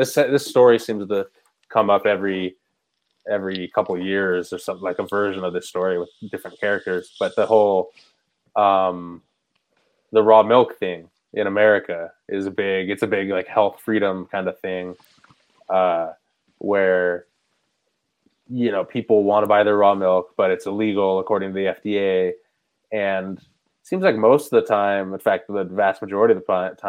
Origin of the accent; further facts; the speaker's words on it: California, United States; I grew up playing in California